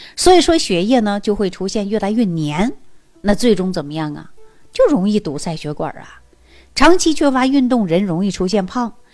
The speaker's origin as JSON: {"language": "Chinese", "region": "Northeast China", "country": "China", "tie": "born or raised there", "said": "去过我们东北老家的人都知道"}